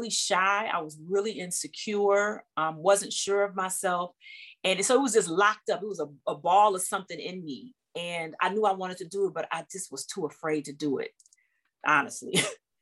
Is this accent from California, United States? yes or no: no; Detroit, Michigan, United States; I'm born and raised in Detroit, Michigan